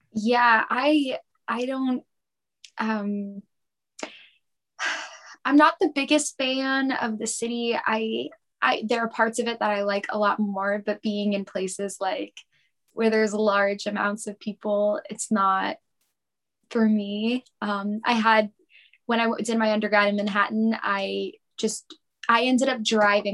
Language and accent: English; Lindenhurst, New York, United States; I was born and raised in Lindenhurst, um, which is a small village in Suffolk County.